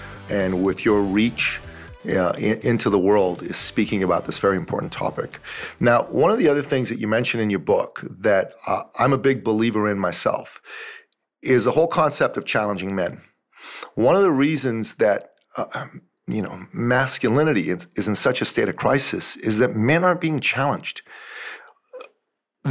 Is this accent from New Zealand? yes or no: no; Iran; now in Canada; I'm originally from Iran. I'm a Christian from Iran